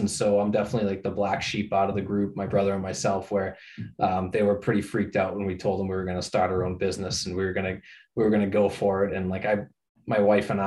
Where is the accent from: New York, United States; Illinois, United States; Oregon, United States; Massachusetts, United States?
Massachusetts, United States; Norwood; also born or lived in Amherst, Massachusetts; I grew up in Norwood, not too far from Wrentham